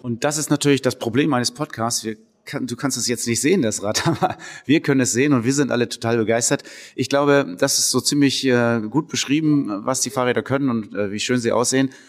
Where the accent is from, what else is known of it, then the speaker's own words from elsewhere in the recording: Northern Germany, Germany; hier bei uns in Norddeutschland